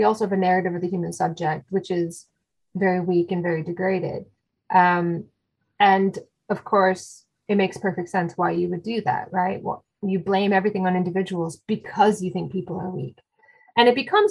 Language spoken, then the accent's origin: English; Canada; I'm Canadian